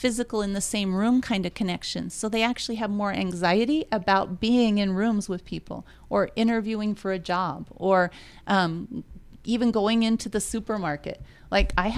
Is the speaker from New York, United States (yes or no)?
no; Idaho, United States; now in Utah, United States; I grew up in Idaho, and that's a farm country